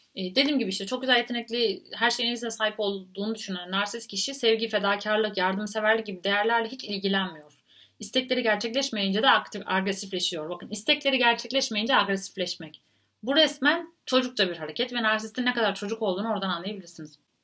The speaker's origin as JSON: {"language": "Turkish", "country": "Turkey"}